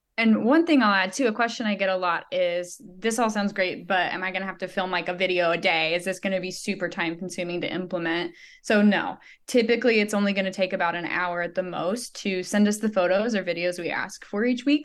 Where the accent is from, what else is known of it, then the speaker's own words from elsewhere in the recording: Joplin, Missouri, United States; she's in Joplin, um, which is actually my hometown.